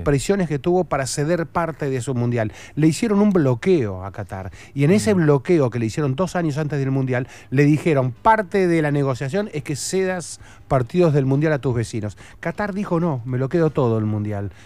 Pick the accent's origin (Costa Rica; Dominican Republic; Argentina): Argentina; Somos argentinos